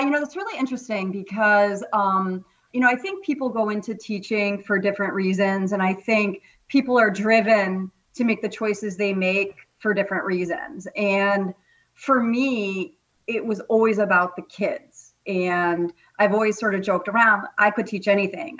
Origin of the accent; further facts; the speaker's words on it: Vermont, United States; moved away as an adult; also born or lived in Acton, Massachusetts; I'm a native New Englander, born and raised in Vermont